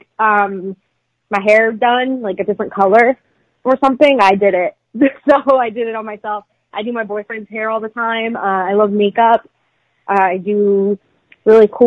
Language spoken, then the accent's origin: English; Philadelphia, Pennsylvania, United States; I'm actually from Philadelphia